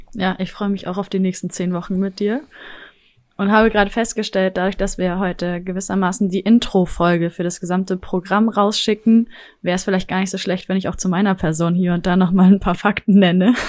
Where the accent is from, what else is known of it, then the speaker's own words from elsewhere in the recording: Rostock, Mecklenburg-Vorpommern, Germany; moved away as an adult; also born or lived in Leipzig; now in Hamburg, Germany; ich nämlich gebürtige Rostockerin ja. bin